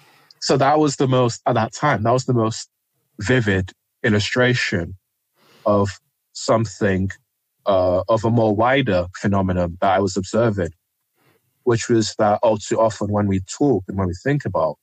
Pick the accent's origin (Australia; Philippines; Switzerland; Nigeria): Nigeria; So when I was growing up in Nigeria, race was not at the front of my mind